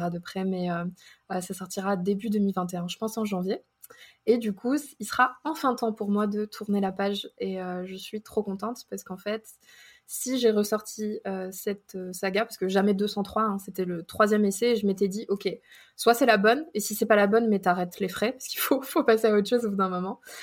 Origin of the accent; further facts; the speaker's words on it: France; moved away as an adult; now in United States; En tant que Français ou Européen